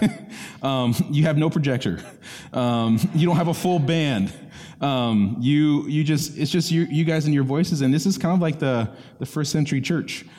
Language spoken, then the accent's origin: English; Orlando, Florida, United States; I grew up in East Orlando